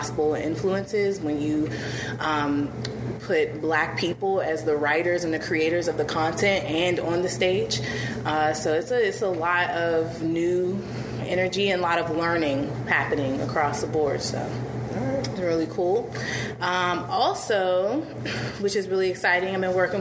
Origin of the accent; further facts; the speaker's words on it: Pittsburgh, Pennsylvania, United States; also born or lived in Maryland / Washington, D.C.; I'm a Pittsburgh native. I was born in Homewood in Pittsburgh.